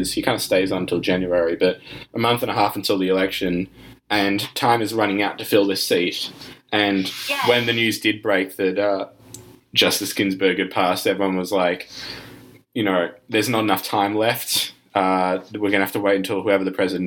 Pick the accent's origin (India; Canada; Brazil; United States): United States; As an American citizen